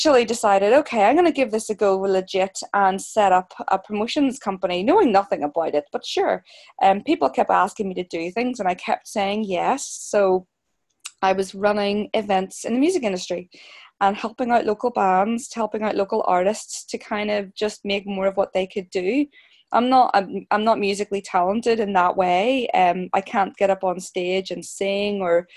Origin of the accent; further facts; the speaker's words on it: Belfast, Northern Ireland, United Kingdom; I'm a Belfast girl, born and bred in Belfast, Northern Ireland